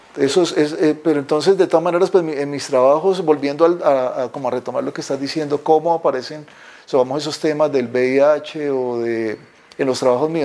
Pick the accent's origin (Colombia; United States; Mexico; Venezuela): Colombia; Pitalito, Huila; moved away as an adult; also born or lived in Bogotá, Colombia; now in Cali, Colombia; Nací en Pitalito, Huila, un pueblo al sur de Colombia